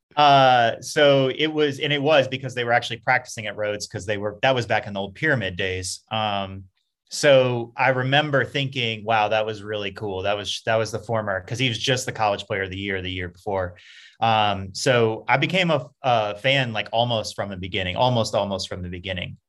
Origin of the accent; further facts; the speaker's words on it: Baton Rouge, Louisiana, United States; moved away as an adult; also born or lived in Memphis; now in Atlanta, United States; I came from Baton Rouge